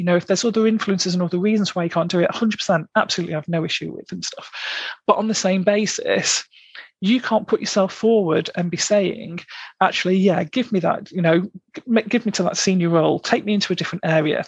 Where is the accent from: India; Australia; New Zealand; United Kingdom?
United Kingdom; Blackpool, North West England; I'm from Blackpool originally. I'm from the delights of South Shore, or just off South Shore.